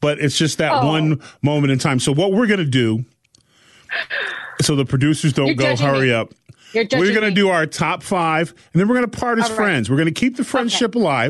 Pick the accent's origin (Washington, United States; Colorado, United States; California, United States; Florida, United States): California, United States; I'm from California